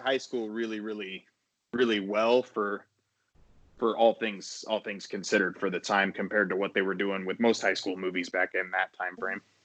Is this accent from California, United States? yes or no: no; Denver, Colorado, United States; I'm from Denver